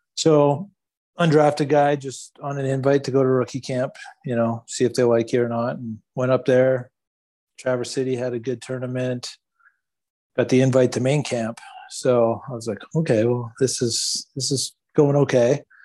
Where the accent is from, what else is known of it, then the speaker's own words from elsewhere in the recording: Thunder Bay, Ontario, Canada; I grew up in Northern Ontario